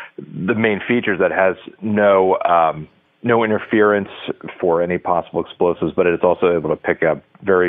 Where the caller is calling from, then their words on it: New Castle, New Hampshire, United States; I am in Newcastle, New Hampshire, which if anyone's familiar with the seacoast region of New Hampshire, it's right by Portsmouth, New Hampshire.